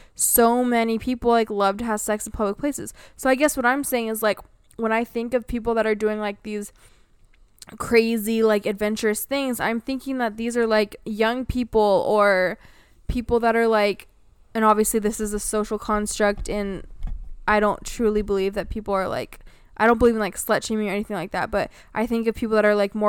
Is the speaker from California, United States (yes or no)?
yes; California, United States; And can you tell I was born and raised in California but didn't vibe with it?